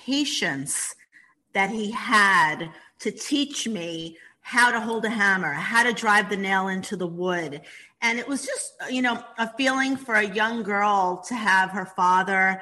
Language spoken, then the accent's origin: English; New York City, New York, United States; I grew up in the Bronx, as you said, in a small 2-bedroom apartment